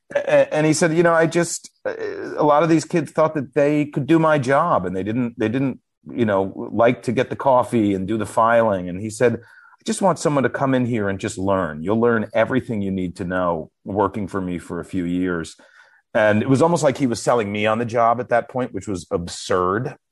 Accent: New York City, New York, United States; I was from New York

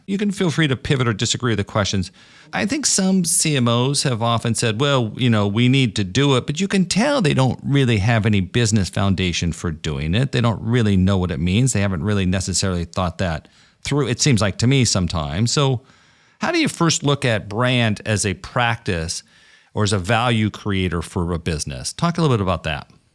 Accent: Brooklyn, New York, United States; I'm from Brooklyn

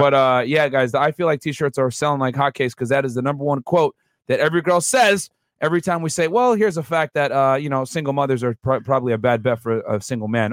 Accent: Houston, Texas, United States; I'm from Houston

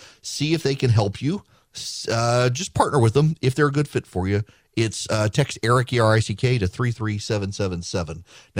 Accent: Louisiana, United States; also born or lived in Dubai; now in Georgia, United States; growing up in Louisiana, we come home during the summer from Dubai, and shooting fireworks in Louisiana is perfectly legal. And then I moved to Georgia, and it was not.

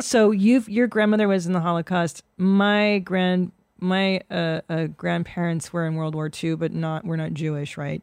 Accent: Canada; now in United States; I was born in Canada

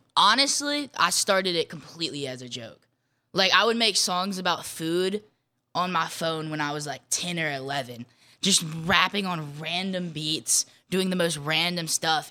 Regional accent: Jackson, Mississippi, United States; my hometown

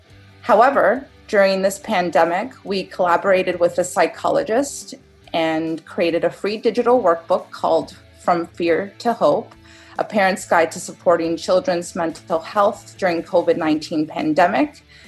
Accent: Toronto, Ontario, Canada; I'm from Toronto, Canada

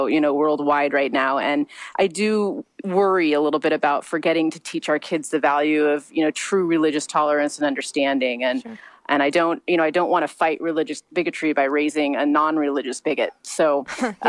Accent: Missouri, United States; moved away as an adult; now in Long Beach, United States; I was raised in the Midwest. I was raised in a very small town in Missouri

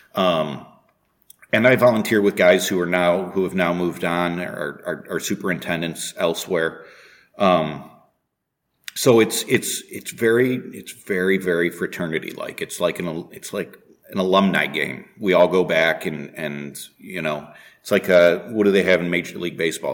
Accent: Cleveland, Ohio, United States; also born or lived in Augusta, Georgia; now in New Haven, United States; my hometown

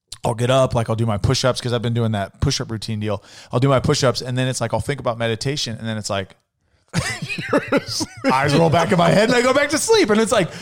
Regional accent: Vacaville, California, United States; moved away; also born or lived in Clovis; I'm from California

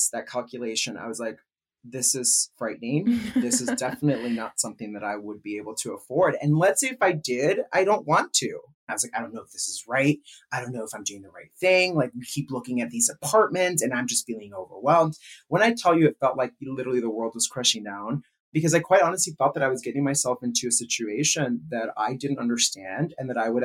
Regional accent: California, United States; moved away as an adult; also born or lived in New York City; now in Chicago, United States; I'm from California, born and raised. Moved to New York City for a few years after college. And then after that, I, you know, decided to kind of give it a chance and move to Chicago

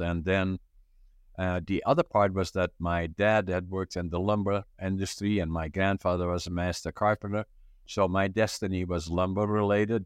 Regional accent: northeastern Netherlands, Netherlands; moved away as an adult; now in Canada; I was born in northeastern Holland, about ten, fifteen minutes from the German border.

